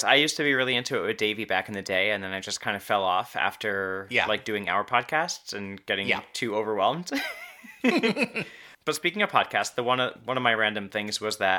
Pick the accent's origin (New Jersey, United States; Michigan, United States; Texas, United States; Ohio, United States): New Jersey, United States; moved away; I'm from New Jersey